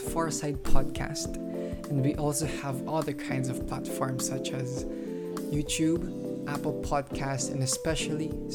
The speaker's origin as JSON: {"language": "English", "town": "Manila", "region": "Metro Manila", "country": "Philippines", "said": "we're the host and we're homeschooled from Manila, Philippines"}